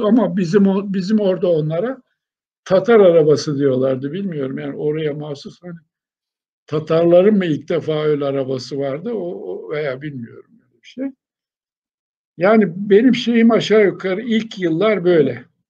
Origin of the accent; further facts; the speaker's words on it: Honaz, Denizli, Turkey; Şimdi ben 1940 yılında Denizli'nin o zaman Honaz nahiyesi vardı. Ona bağlı o zamanki adı Kösten olan, daha sonra Aydınlar diye değişen bir dağ köyünde doğdum.